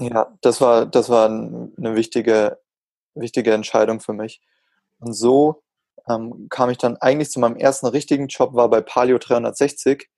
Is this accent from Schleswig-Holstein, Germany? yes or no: no; Augsburg, Bavaria, Germany; bei uns in Augsburg in der City Galerie